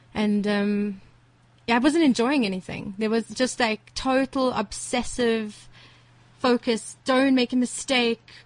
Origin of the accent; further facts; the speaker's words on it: Johannesburg, Gauteng, South Africa; I grew up in, in Rivonia, uh, in ah. Sunning Hill, around the corner here.